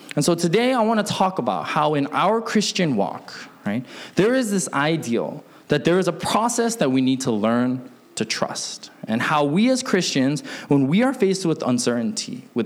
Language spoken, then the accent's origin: English; Alaska, United States; also born or lived in Seattle, Washington; I grew up in Alaska, but I was born in Seattle